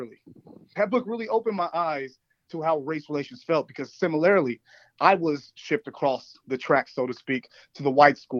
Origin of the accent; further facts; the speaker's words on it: United States; I say I'm an American because I'm proud to be an American